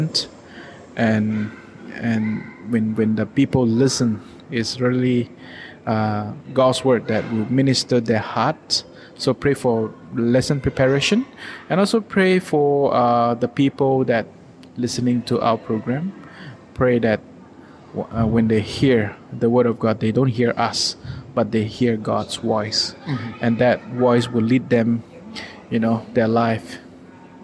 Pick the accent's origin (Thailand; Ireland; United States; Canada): Thailand; Chiang Rai; I come from Chiang Rai, Thailand.